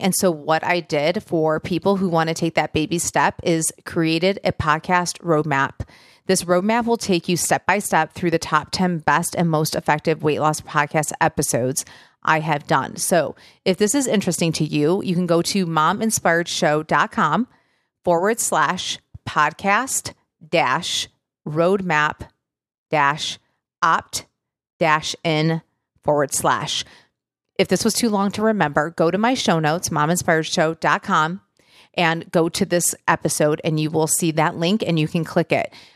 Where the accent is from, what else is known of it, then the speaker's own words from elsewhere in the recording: Michigan, United States; I grew up in Michigan